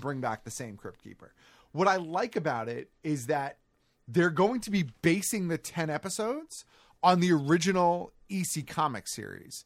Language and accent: English; United States; as an American viewer